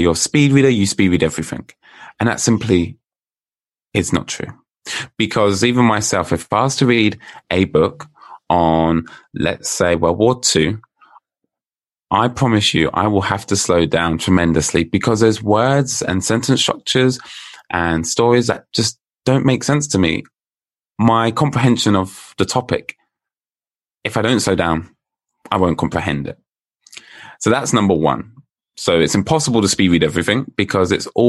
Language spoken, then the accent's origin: English; United Kingdom; All the way from the UK, if you can tell by my accent.